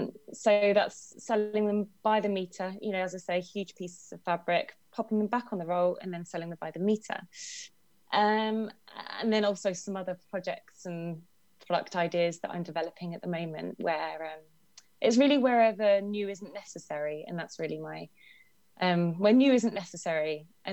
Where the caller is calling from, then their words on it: Brighton and Hove, South East England, United Kingdom; I'm calling from Brighton and Hove. Lovely sunny day here.